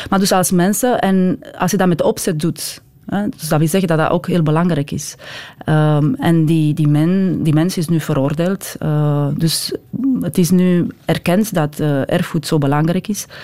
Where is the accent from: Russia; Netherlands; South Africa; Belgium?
Belgium; wij de Belgen, hè? ik ben ook Belg